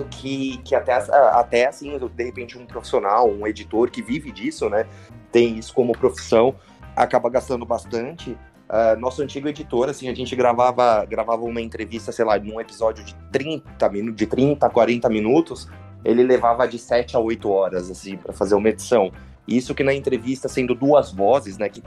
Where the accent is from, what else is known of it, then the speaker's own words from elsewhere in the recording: Osasco, São Paulo, Brazil; born there; now in São Paulo, Brazil; Não, eu sou nascido em Osasco e eu moro hoje em São Paulo.